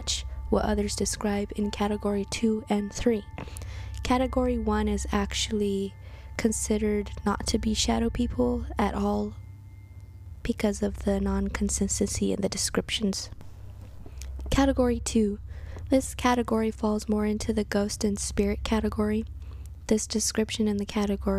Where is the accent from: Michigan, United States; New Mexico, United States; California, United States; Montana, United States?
New Mexico, United States; Santa Fe; born and raised in Santa Fe, New Mexico